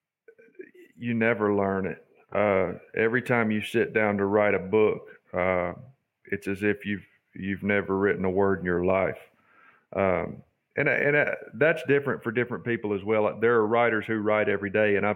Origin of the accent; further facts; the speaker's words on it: Charlotte, North Carolina, United States; moved away; I grew up in Charlotte, but I grew up against a cattle farm